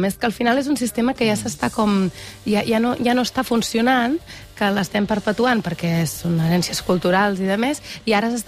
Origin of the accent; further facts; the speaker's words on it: Igualada, Catalonia, Spain; Jo sóc d'Igualada.